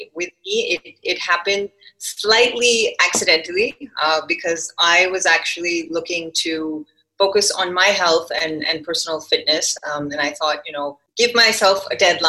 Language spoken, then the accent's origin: English; Vancouver, British Columbia, Canada; moved away as an adult; now in India; I grew up in Vancouver, Canada.